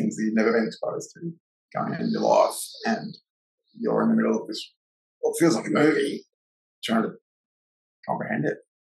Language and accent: English; Gold Coast, Queensland, Australia; I moved to the Gold Coast when I was a little kid, so I've only really known, you know, the majority of my life growing up on the Goldie